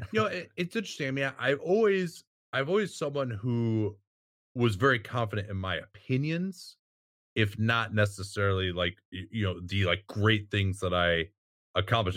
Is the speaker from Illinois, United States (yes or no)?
yes; Chicago, Illinois, United States; moved away; also born or lived in San Francisco; growing up in Chicago and, and watching the nineties Bulls